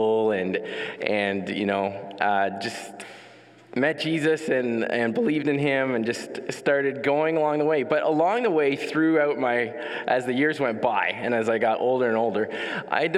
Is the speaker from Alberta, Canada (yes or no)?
no; Ottawa, Ontario, Canada; Born and raised in Ottawa